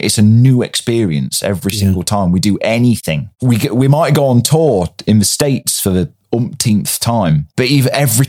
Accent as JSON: {"language": "English", "area": "Derbyshire", "region": "East Midlands", "country": "United Kingdom", "said": "I'm originally from Derbyshire"}